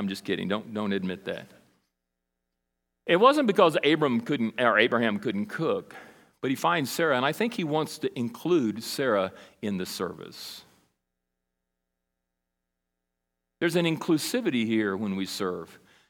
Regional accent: Brazil; now in United States; When I grew up in Brazil, in South America, and I went there when I was 8 and came back when I was 19. We were there a long time.

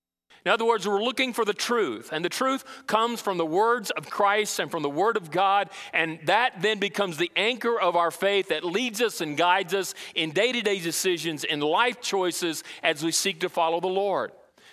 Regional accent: Brazil; Remember when I was growing up in Brazil, we had what we call a real marketplace

